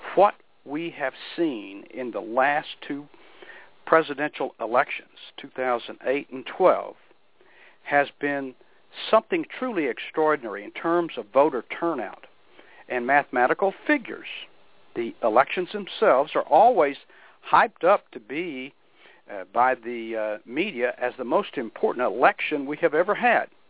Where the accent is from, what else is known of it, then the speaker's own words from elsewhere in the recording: United States; we as American people